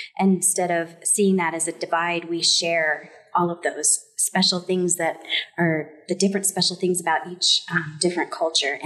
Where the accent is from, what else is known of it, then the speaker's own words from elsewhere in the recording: Greeley, Colorado, United States; now in Loveland, United States; I was born and raised in Greeley and have lived in Loveland for about 7 years